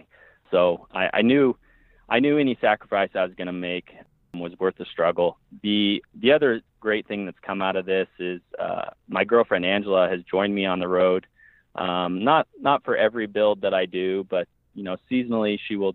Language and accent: English; Emporia, Kansas, United States; moved away as an adult; I was born in Kansas. I lived there 25 years